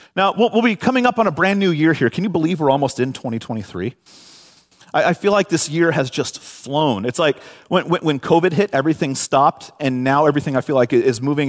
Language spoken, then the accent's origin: English; San Francisco Bay Area, California, United States; moved away as an adult; now in Washington, United States; born and raised in the San Francisco Bay Area.